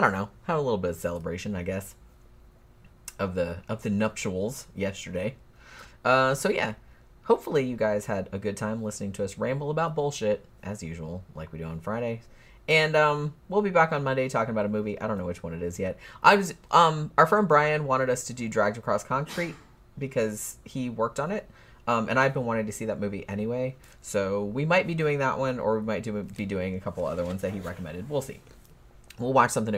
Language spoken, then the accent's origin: English; Florida, United States; accent: southern; moved away; I'm from Florida originally, so I do have a bit of a southern accent